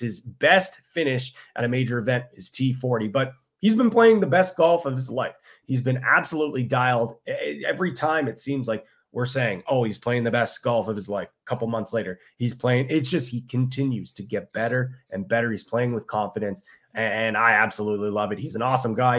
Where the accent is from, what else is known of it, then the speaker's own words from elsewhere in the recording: Ireland; I'm an Irishman.